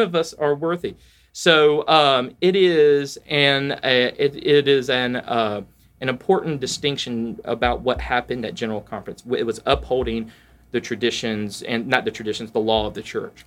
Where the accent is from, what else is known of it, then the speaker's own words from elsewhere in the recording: Valdosta, Georgia, United States; I'm from Valdosta, Georgia